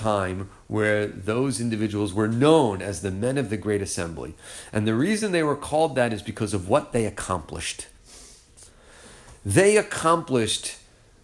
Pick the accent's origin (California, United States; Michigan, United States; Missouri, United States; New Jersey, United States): New Jersey, United States; moved away; I'm from New Jersey